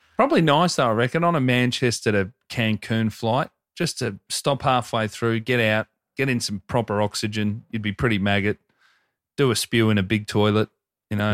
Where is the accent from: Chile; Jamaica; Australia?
Australia; Hoppers Crossing, Victoria; Growing up in Hoppers Crossing